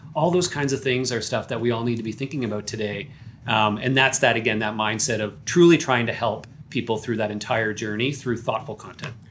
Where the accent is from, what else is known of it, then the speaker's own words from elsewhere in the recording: Canada; I am Canadian